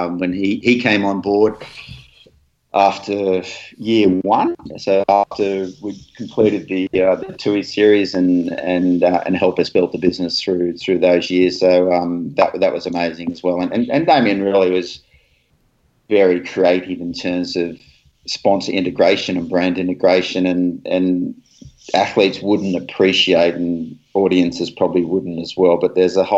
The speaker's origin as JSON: {"language": "English", "country": "Australia", "said": "You know, being Aussie and New Zealand is the same, because we abbreviate everybody's name."}